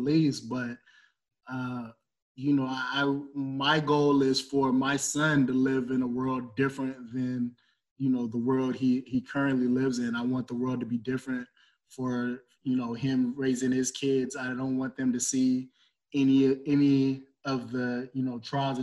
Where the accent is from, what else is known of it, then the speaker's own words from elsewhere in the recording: Los Angeles, California, United States; moved away as an adult; now in Central Valley, California, United States; I grew up in Los Angeles